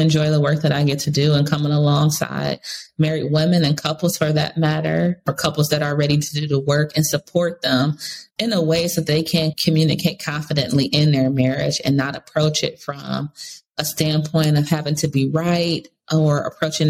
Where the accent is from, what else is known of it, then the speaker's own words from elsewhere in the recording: Cleveland, Ohio, United States; moved away as an adult; now in Charlotte, United States; I'm originally from Cleveland, Ohio. So when I moved from there 10 years ago and came to Charlotte, North Carolina